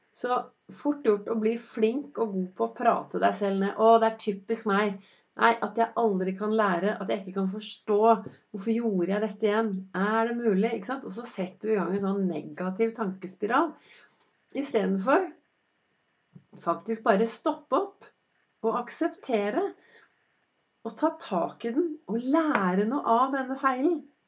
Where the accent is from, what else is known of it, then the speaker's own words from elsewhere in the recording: Oslo, Norway; Jeg vokste jo opp eh, på, på Vinderen